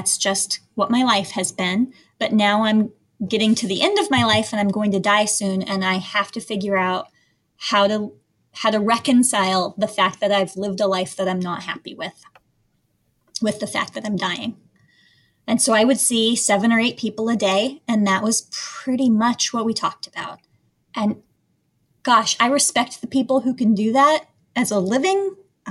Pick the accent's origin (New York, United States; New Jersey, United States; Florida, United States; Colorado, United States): Colorado, United States; Evergreen; I grew up in a place called Evergreen, Colorado. It's in the mountains outside of Denver